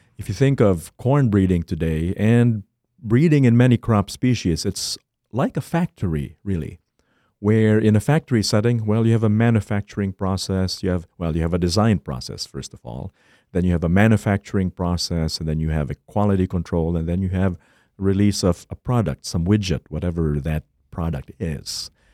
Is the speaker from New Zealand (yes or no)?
no; Philippines; moved away as an adult; now in Minnesota, United States; I was born and raised in the Philippines